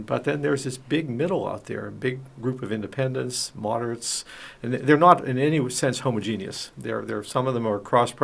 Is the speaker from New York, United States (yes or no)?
no; Western Pennsylvania, United States; moved away; I come from Western Pennsylvania.